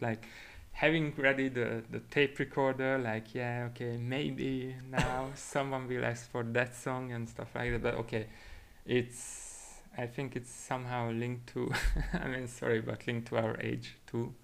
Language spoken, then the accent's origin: English; Budapest, Hungary; moved away as an adult; now in Barcelona, Spain; I'm originally from Hungary, mm-hmm. from Budapest. Uh, I came here to Spain eight years ago